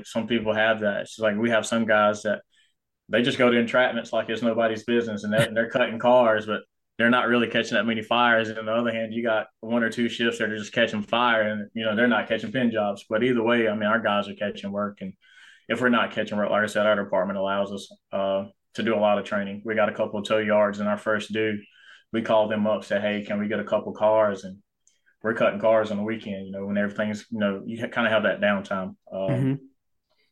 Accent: Anderson, South Carolina, United States; also born or lived in Georgia; I was born in Georgia, stayed there for maybe a year or two after I was born, but then moved, you know, to South Carolina

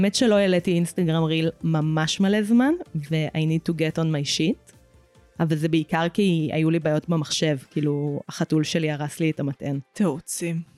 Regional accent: Hadera, Haifa District, Israel; also born or lived in Emek Hefer; לא, גדלתי בחדרה.

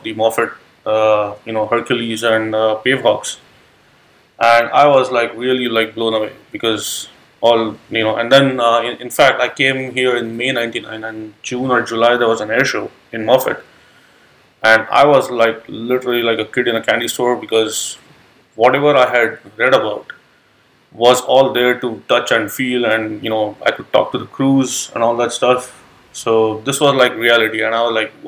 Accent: Mumbai, Maharashtra, India; moved away as an adult; now in United States; originally I'm from India. I'm from Mumbai, which is on the west coast of India

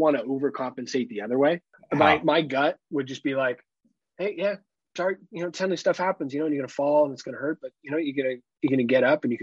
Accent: Half Moon Bay, California, United States; The house we grew up in Half Moon Bay

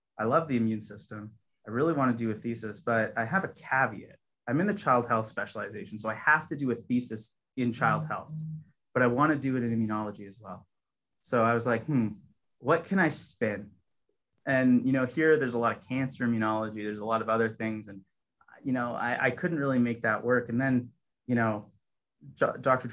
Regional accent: Toronto, Ontario, Canada; moved away as an adult; also born or lived in Hamilton, Canada; I'm actually originally from Toronto.

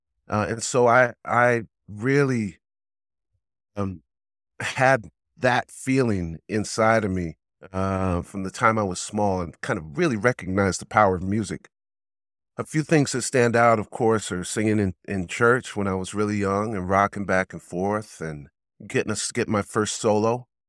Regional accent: Pasadena, California, United States; Yeah, I come from Pasadena, California is where I'm from.

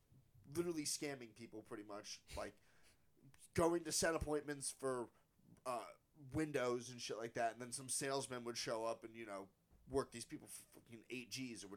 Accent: Frenchtown, New Jersey, United States; I grew up 20 minutes from here

